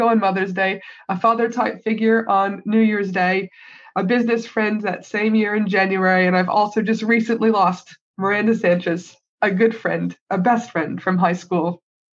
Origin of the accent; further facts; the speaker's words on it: Canada; now in Australia; my home country of Canada